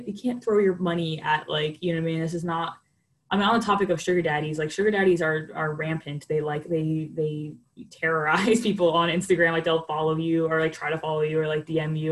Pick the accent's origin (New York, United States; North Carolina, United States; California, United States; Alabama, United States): New York, United States; New York City; moved away; growing up in New York